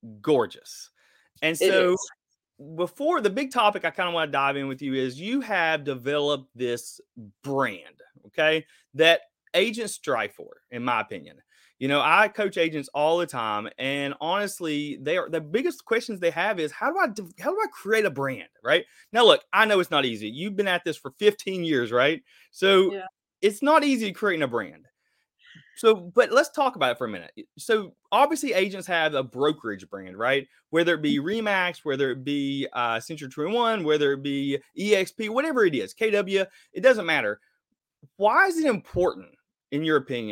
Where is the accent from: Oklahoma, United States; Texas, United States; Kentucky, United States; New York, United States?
Kentucky, United States; I'm from Kentucky. I live in Kentucky